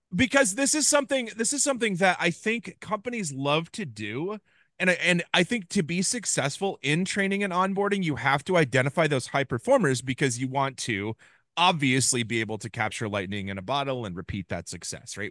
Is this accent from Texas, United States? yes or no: no; Ames, Iowa, United States; my hometown of Ames, Iowa